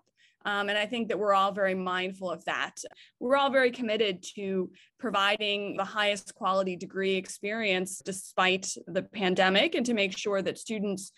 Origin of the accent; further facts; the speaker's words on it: United States; moved away as an adult; now in Canada; I grew up in the United States. My family is still all in the United States.